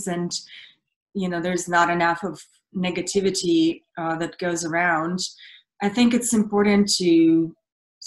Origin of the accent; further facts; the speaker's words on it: Russia; English is a second language; now in United States; I grew up in Russia, and I finished now in Hollywood